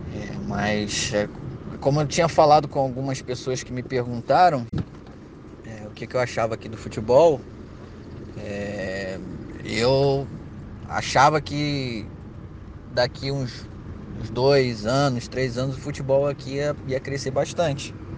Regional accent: Brazil; also born or lived in Rio de Janeiro; now in Kosovo; a gente é brasileiro

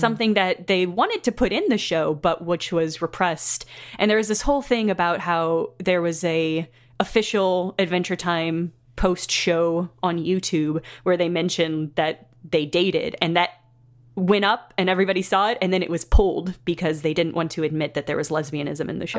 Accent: Southern Illinois, United States; Southern Illinois, which is the, the Midwest of the United States

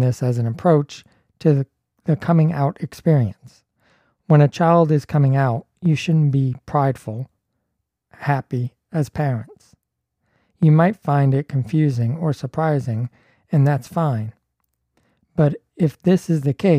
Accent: Toronto, Ontario, Canada; I'm from Toronto

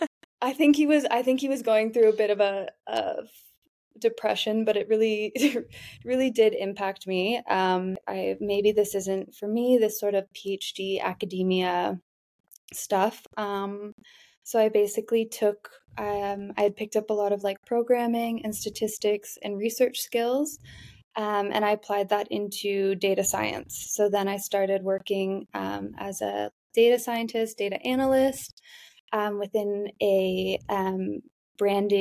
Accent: Canada; moved away as an adult; now in Amsterdam, Netherlands; I'm from Canada

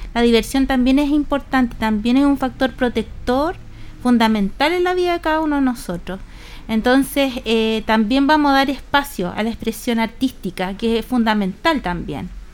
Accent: Chile; patrones conductuales y culturales también que tenemos como cultura chilena

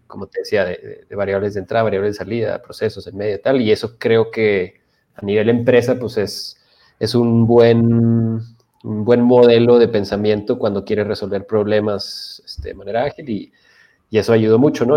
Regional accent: Chihuahua, Mexico; soy de Chihuahua

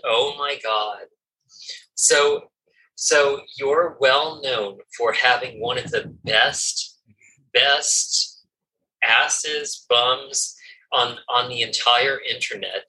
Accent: California, United States; I'm from California

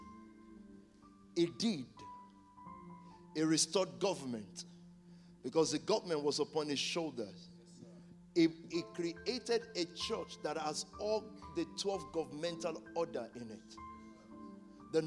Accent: Nigeria; moved away; When we were growing up in Nigeria

